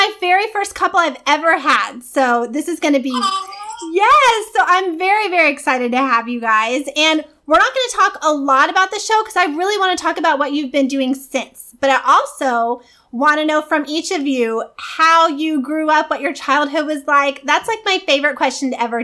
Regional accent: Boynton Beach, Florida, United States; now in Lathrop, United States; I was actually born in Florida. I was born in Boynton Beach. But I lived in Florida most of my life

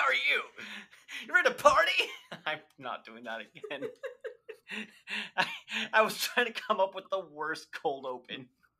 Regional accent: Portland, Oregon, United States; we're from Portland

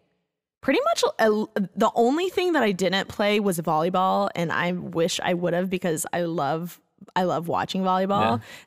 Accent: Bloomington, Indiana, United States; So I'm from Bloomington, Indiana, and amazing. I was born and raised there. I went to like high school, you know, elementary, everything there.

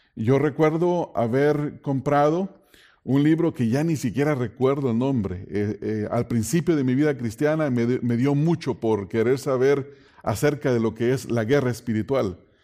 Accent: Mexico; en México, de donde yo vengo

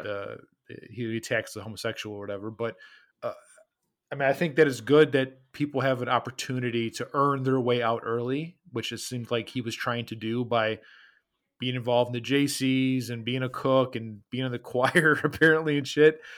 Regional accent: Midwest, United States; we are from the Midwest

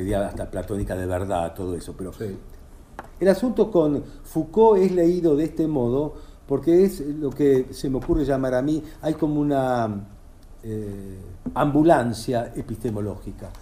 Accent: Argentina; Yo soy argentino, yo vivo acá

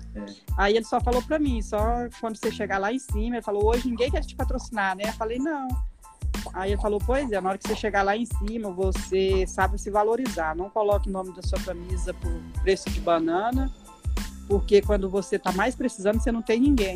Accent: Goiânia, Goiás, Brazil; also born or lived in São Félix do Araguaia, Mato Grosso; Nascemos no Mato Grosso e fomos criados em Goiânia

